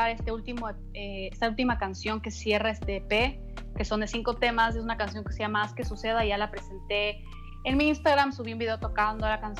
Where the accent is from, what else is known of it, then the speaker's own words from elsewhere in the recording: Quito, Pichincha, Ecuador; yo soy de la capital, soy de Quito, pero tengo una casa en la playa, en, Santa Elena, es una península al, al sur, suroeste de, de Ecuador